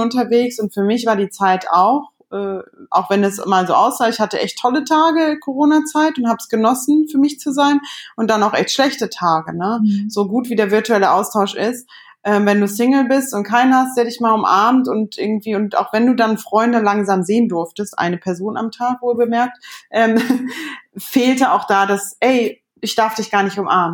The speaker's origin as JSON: {"language": "German", "town": "Cologne", "region": "North Rhine-Westphalia", "country": "Germany", "said": "unsere Kölner äh, Connection irgendwie, obwohl wir uns da gar nicht kennengelernt haben. Aber ähm, von, der, von der Mentalität sind wir beide aus dem Umkreis"}